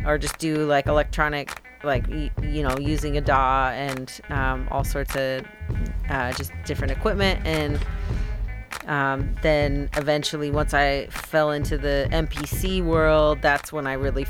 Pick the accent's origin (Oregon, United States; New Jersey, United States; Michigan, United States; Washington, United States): Oregon, United States; Portland; I'm hailing from Portland, Oregon